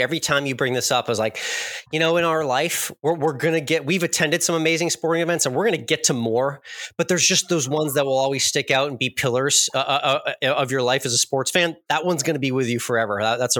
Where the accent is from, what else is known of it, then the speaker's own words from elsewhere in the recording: New England, United States; now in Texas, United States; we're from New England.